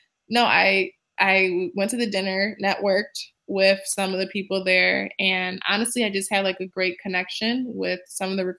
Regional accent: Michigan, United States; now in San Francisco Bay Area, United States; I'm from Michigan

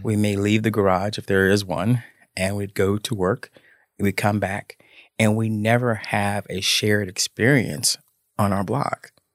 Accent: Memphis, Tennessee, United States; I grew up in Memphis, in the Cordova section of Memphis

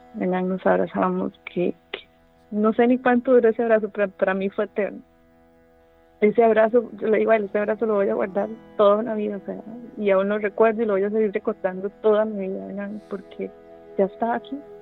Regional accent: San Carlos, Alajuela, Costa Rica; yo nací y crecí bueno, en San Carlos

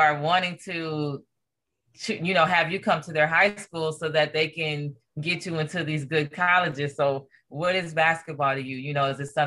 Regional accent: Los Angeles, California, United States; also born or lived in Corona, California; I was born and raised in Los Angeles, California.

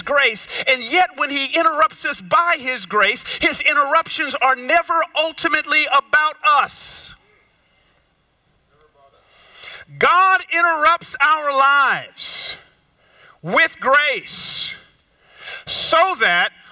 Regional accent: Georgia, United States; moved away; also born or lived in Memphis; I grew up down south in Georgia

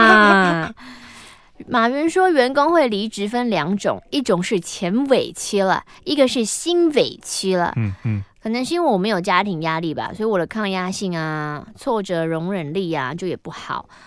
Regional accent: southern Taiwan, Taiwan; 是因为我是南部人，思想比较落后吗？

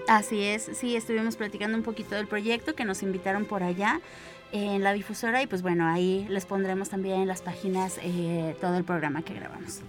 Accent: San Luis Potosí, Mexico; como potosinos

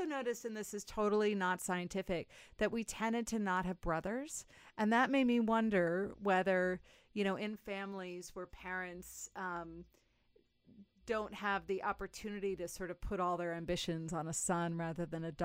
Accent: New Orleans, Louisiana, United States; I'm from New Orleans. I went to Tulane, so I was down the street from my house.

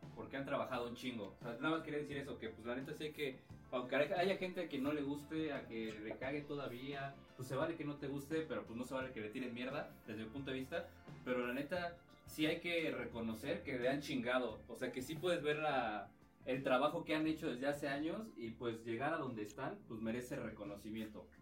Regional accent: Mexico; en México tenemos otro rollo

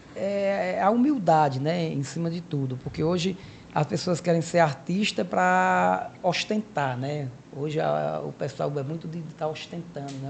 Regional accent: Cariri, Ceará, Brazil; moved away as an adult; also born or lived in Fortaleza; eu nasci né, aqui no Cariri, né, um dos grandes polos religiosos

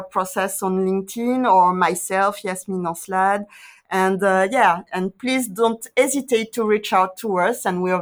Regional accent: Guadeloupe; I'm from Guadeloupe

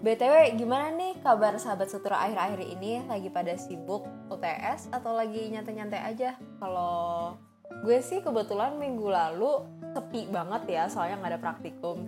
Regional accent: Indonesia; gue sebagai orang Indo

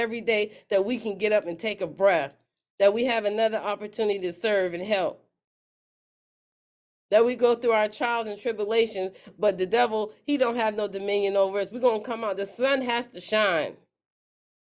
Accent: Pennsylvania, United States; moved away; I'm in Pennsylvania, my hometown

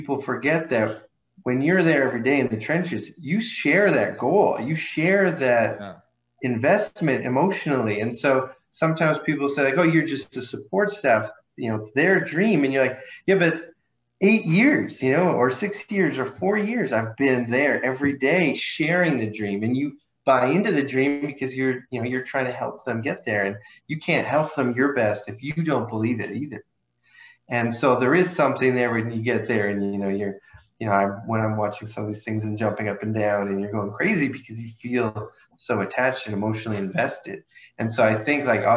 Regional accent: small town outside of Ottawa, Ontario, Canada; moved away as an adult; also born or lived in Toronto; now in United States; I'm Canadian. I'm new to living in the States. I grew up in a small town outside of Ottawa, which is the capital

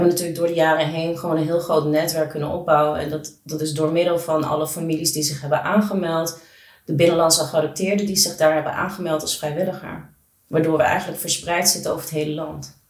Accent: Netherlands; born or raised there; also born or lived in Colombia

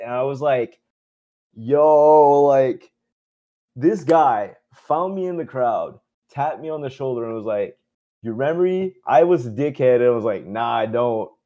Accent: Dieppe, New Brunswick, Canada; accent: Chiac; also born or lived in Moncton, New Brunswick; my hometown, Dieppe, New Brunswick

